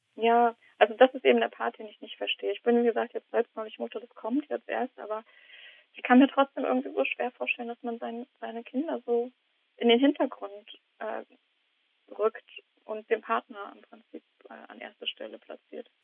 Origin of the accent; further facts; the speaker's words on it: East Germany, Germany; now in Heidelberg, Germany; ich bin eigentlich Ossi.